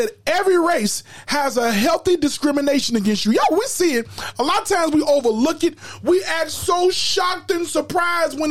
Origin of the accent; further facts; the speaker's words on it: Chicago, Illinois, United States; we grew up in Chicago here